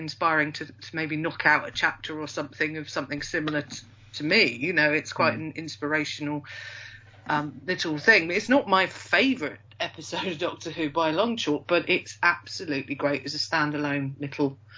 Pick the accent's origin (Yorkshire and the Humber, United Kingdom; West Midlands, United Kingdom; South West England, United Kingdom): Yorkshire and the Humber, United Kingdom; I am from Yorkshire.